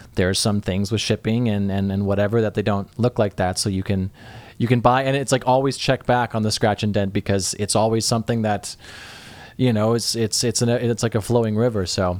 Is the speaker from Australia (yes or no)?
no; the Northwest, Pacific Northwest, United States; I'm from the Northwest.